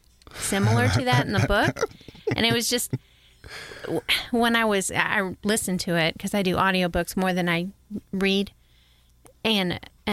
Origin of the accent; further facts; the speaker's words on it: New York, United States; I grew up in New York. I grew up in a pretty white bread neighborhood, mm-hmm. small town